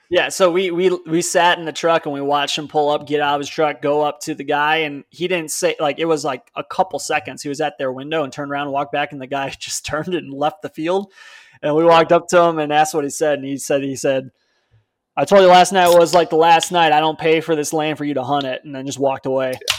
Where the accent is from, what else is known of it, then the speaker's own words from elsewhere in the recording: Palatine, Illinois, United States; moved away; I'm from Palatine